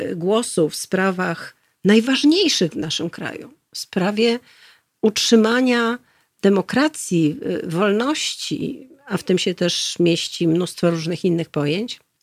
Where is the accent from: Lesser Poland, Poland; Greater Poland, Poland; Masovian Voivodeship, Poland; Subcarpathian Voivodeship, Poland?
Masovian Voivodeship, Poland; Warsaw; moved away as an adult; also born or lived in Szafranki near Goniądz (childhood summers) / Korea; ja się urodziłam i wychowałam na Saskiej Kępie